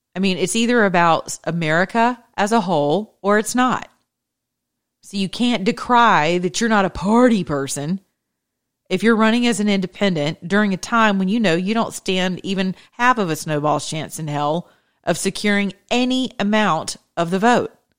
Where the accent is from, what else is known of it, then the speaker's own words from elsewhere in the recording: Georgia, United States; I'm from the Peach State